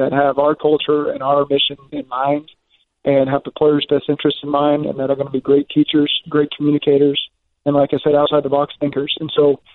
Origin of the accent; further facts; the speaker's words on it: Oklahoma, United States; now in Cincinnati, United States; I grew up in Oklahoma